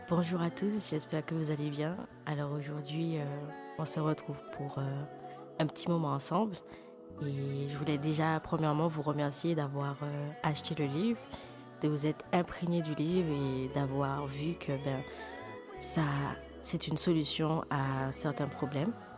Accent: Martinique; moved away; also born or lived in Paris / United States; je suis martiniquaise, mais je vis entre Paris et les États-Unis.

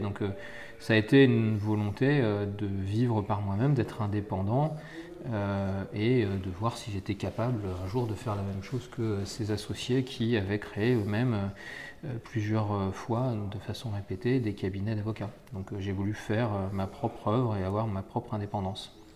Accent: Essonne, Île-de-France, France; moi j'étais natif de l'Essonne.

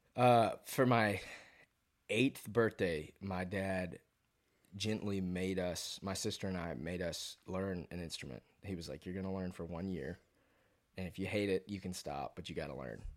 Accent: Fayetteville, Georgia, United States; moved away as an adult; also born or lived in Athens, Georgia; now in Nashville, United States; born and raised in Fayetteville, Georgia.

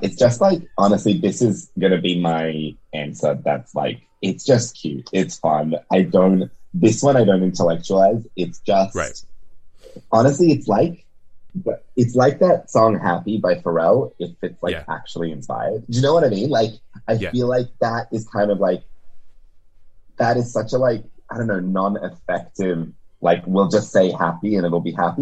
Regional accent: Serbia; moved away; I was born in Serbia

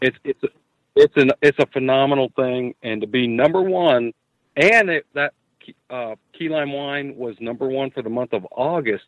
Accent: Ocala, Florida, United States; also born or lived in Salt Springs, Florida; we're from Ocala. We're from Marion County

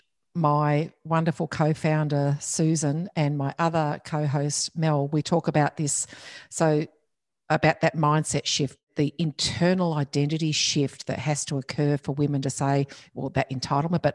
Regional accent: Geraldton, Western Australia, Australia; at home where I grew up in Geraldton in WA

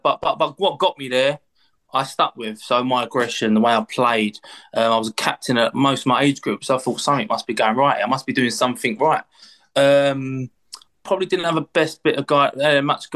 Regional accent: London, United Kingdom; born or raised there

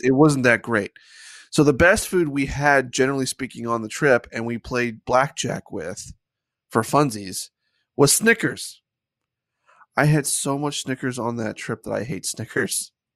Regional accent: United States; I have an Irish heritage, but no, I'm American.

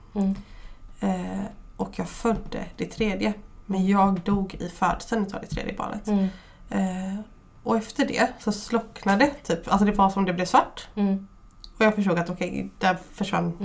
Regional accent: Fjärås, Halland County, Sweden; vi kommer ju ändå från Fjärås som är mm. väldigt nära Kungsbacka.

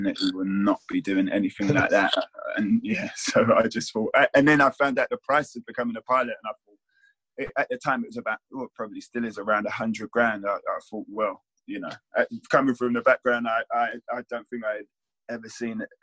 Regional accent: London, United Kingdom; I had a good upbringing in Southfields

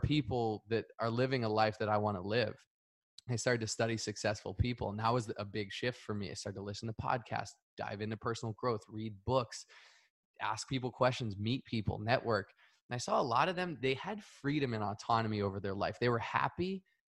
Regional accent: Northeast, United States; moved away; I grew up in the Northeast

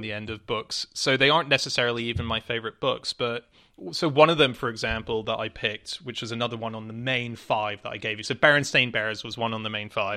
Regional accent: Hong Kong; moved away; I was born and raised in Hong Kong

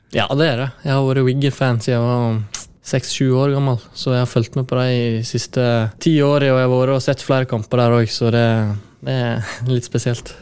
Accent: Årdal, Vestland, Norway

